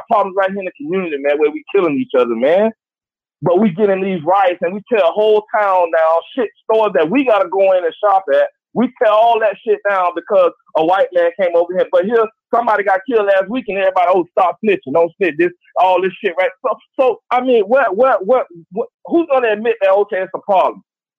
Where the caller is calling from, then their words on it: Gainesville, Florida, United States; I'm calling from Gainesville, Florida.